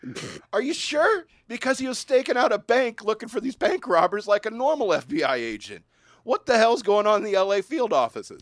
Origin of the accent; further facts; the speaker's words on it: United States; being an American